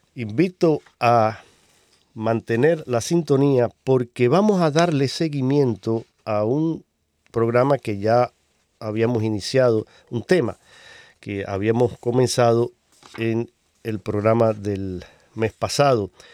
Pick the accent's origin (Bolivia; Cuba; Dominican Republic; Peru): Cuba; moved away; mi tierra, en Cuba. Un saludo para mis hermanos cubanos